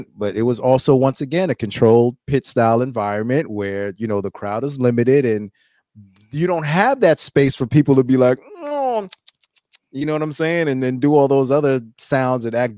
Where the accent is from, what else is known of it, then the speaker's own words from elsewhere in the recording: New York City, New York, United States; I'm from Brooklyn